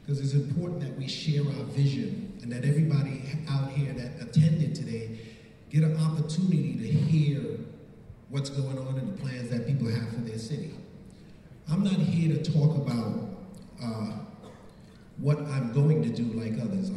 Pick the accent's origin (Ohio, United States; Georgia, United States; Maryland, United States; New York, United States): New York, United States; New York City; moved away as an adult; now in Mount Vernon, United States; I grew up in the Bronx, Belmont Avenue, Little Italy